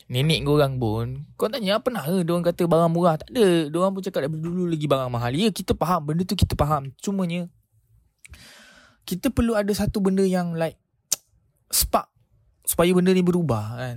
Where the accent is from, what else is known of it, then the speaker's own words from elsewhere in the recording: Malaysia; Aku berbangga sebagai rakyat Malaysia